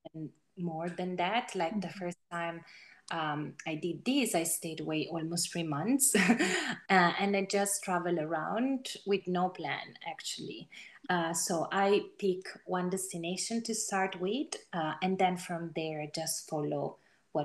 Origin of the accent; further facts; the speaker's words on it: Italy; my home country